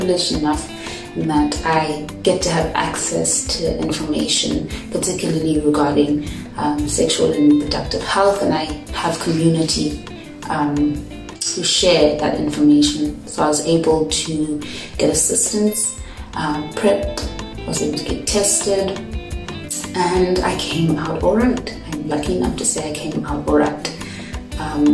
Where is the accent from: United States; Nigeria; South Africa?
South Africa; I'm from South Africa.